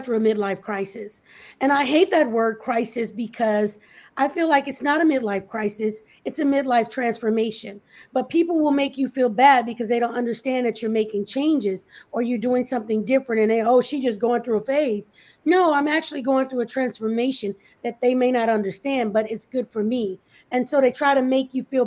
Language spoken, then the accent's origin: English; Louisiana, United States; moved away as an adult; also born or lived in New Orleans, Louisiana; now in Georgia, United States; hospitality was something I kind of grew up on because I'm from Louisiana